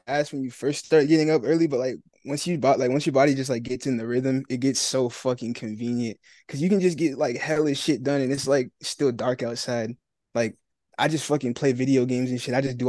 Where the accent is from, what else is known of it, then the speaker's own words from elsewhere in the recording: Marietta, Georgia, United States; So I'm in Marietta. It's like a suburb outside of Atlanta. So that's where I live.